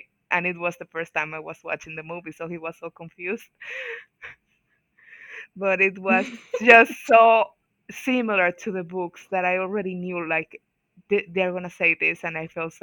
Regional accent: Dominican Republic; I'm from Dominican Republic, all the way in the Caribbean.

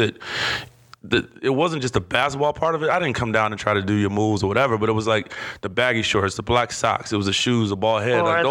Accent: Cleveland, Ohio, United States; I'm from Cleveland

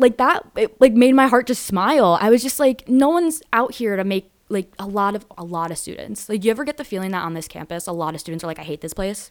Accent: Danbury, Connecticut, United States; born or raised there

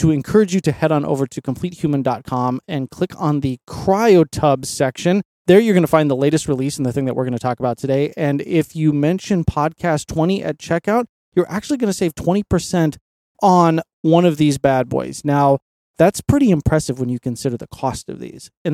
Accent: Colorado, United States; growing up in Colorado, my Uncle Bob and I would always go camping

